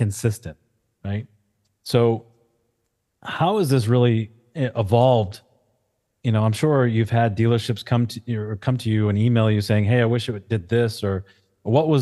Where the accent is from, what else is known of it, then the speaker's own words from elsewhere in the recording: New England, United States; I'm from New England